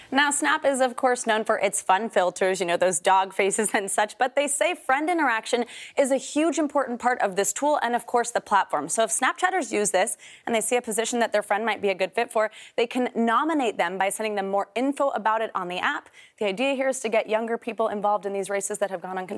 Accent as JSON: {"language": "English", "town": "San Diego", "region": "California", "country": "United States", "said": "So I'm from San Diego, California, so we're going to try San Diego zip code."}